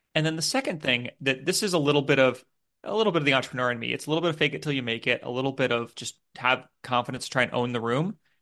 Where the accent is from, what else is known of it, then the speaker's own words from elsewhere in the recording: United States; now in United Kingdom; I'm an American who lives in the U K